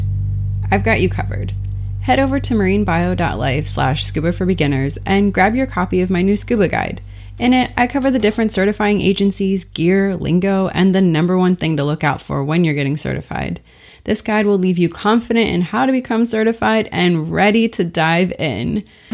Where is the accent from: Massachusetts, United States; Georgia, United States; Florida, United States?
Florida, United States; South; I grew up in South Florida